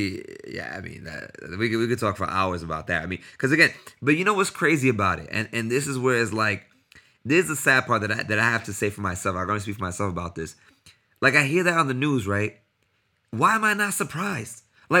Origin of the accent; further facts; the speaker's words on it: United States; and you know the fact that I'm American.